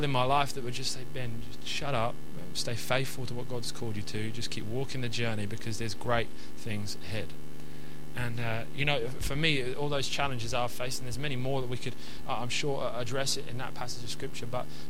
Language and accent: English; England, United Kingdom; And so we're from England, so sandy beach is a sandy beach.